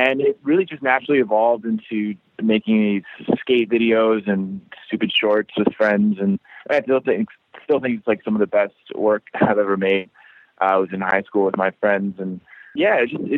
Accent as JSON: {"language": "English", "town": "Annapolis", "region": "Maryland", "country": "United States", "tie": "born or raised there", "also_born_or_lived": "New York", "moved": "as an adult", "lives_now": "Baltimore, United States", "said": "I grew up in Annapolis, which is like half an hour south"}